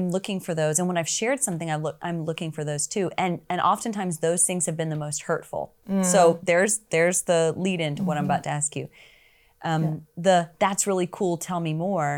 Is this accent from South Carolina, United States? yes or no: yes; South Carolina, United States; moved away as an adult; also born or lived in Florida / Toledo, Ohio; I grew up in South Carolina